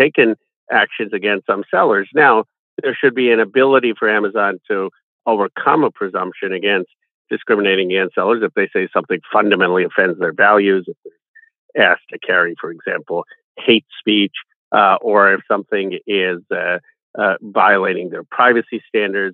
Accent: Philadelphia, Pennsylvania, United States; born or raised there

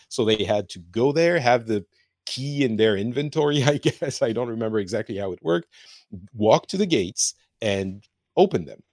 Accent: France; now in Finland; I am from France, but I'm currently in Finland

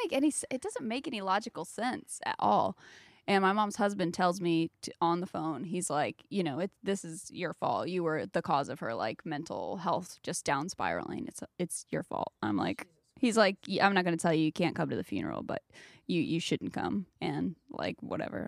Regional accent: South Carolina, United States; moved away; I grew up in South Carolina

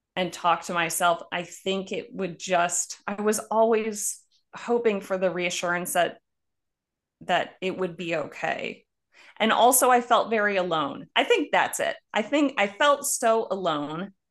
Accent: Buffalo, New York, United States; moved away; also born or lived in Cochabamba, Bolivia; I'm from Buffalo, New York.

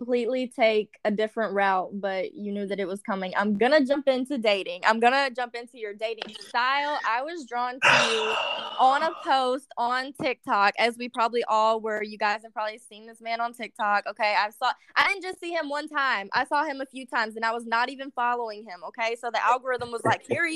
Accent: Baton Rouge, Louisiana, United States; I'm from Baton Rouge, too

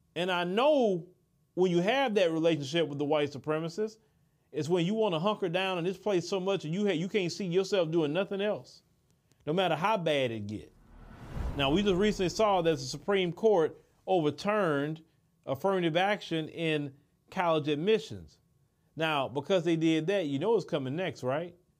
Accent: Port Arthur, Texas, United States; growing up in Port Arthur, where I'm from

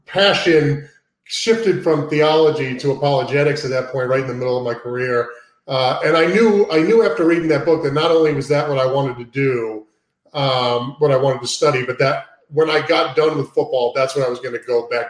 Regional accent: Cape Cod, Massachusetts, United States; also born or lived in Brooklyn, New York; I'm from Brooklyn, New York, originally. My family's from Brooklyn. My entire family's from New York, the New York area, New York City area. And so I grew up a Jets fan, but I grew up in Cape Cod, Massachusetts. My dad moved us up to Cape Cod when I was 2 or 3 years old.

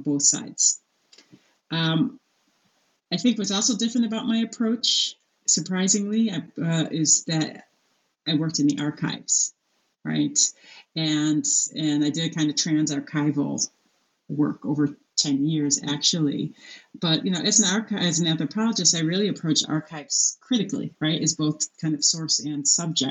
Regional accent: United States; as an American woman

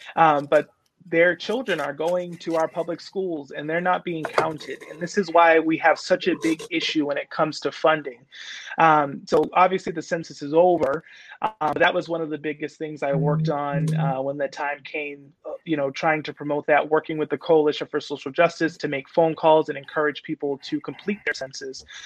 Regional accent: New Bedford, Massachusetts, United States; I grew up right here on Purchase Street

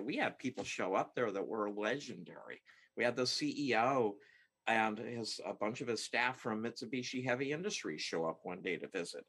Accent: Seattle, Washington, United States; I uh, was born and raised in the Seattle area

